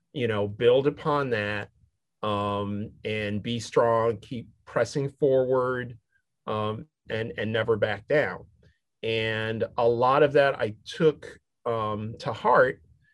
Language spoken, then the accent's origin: English; Syracuse, New York, United States; My dad was a minister, and I grew up in Syracuse, New York, and which is predominantly white, and pretty much rural except for the university that was, you know, Syracuse University there.